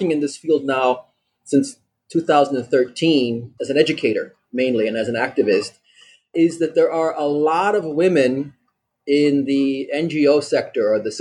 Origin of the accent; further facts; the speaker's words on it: Lancaster, Pennsylvania, United States; also born or lived in Germany / Austria / Beirut, Lebanon; now in Byblos, Lebanon; I'm originally from the U.S. I'm from Lancaster, Pennsylvania